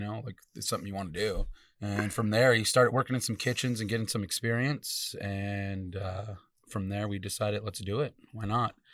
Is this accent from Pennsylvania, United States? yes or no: no; Salt River, Arizona, United States; I'm from Salt River.